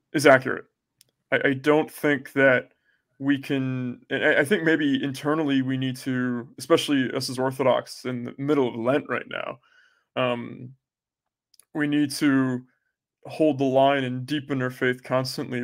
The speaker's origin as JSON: {"language": "English", "country": "United States", "said": "I am American."}